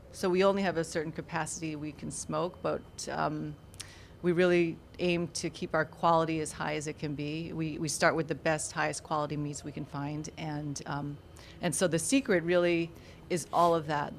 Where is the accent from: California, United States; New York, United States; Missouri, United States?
New York, United States; now in Florida, United States; I grew up in New York actually